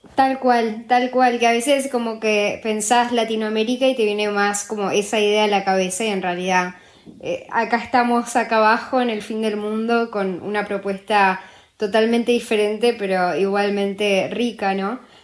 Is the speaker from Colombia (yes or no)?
no; Argentina; now in Uruguay; yo soy de Argentina y en Argentina amamos a, o sea, ahora yo ya soy más uruguaya casi que argentina